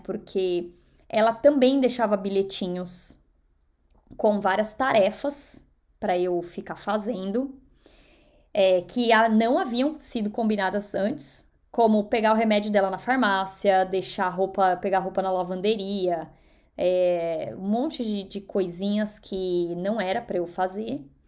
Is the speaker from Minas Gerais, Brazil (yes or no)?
no; São Paulo, Brazil; first language Portuguese; moved away as an adult; now in United States; que vim da zona leste de São Paulo